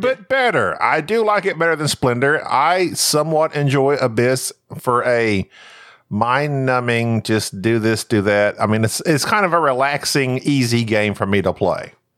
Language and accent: English; United States; I'm American